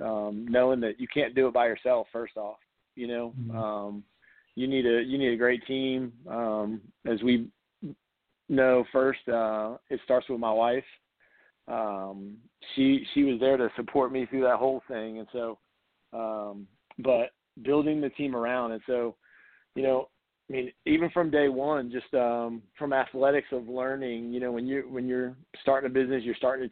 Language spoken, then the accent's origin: English; New Jersey, United States; moved away as an adult; I grew up in New Jersey